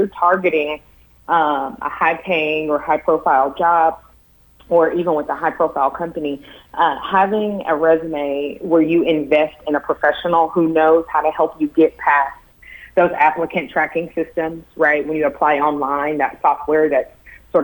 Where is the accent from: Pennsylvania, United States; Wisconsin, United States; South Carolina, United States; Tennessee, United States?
Tennessee, United States; I'm from Tennessee, went to the University of Tennessee